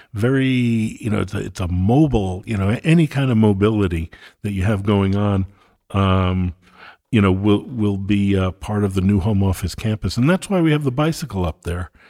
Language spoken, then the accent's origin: English; Oyster Bay, New York, United States; moved away as an adult; also born or lived in San Francisco Bay Area / Northwest Arkansas; now in Bentonville, United States; I grew up in New York.